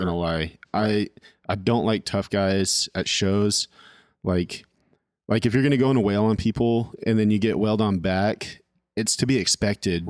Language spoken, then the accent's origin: English; California, United States; moved away as an adult; also born or lived in Royal, Arkansas; now in Arkansas, United States; I'm from California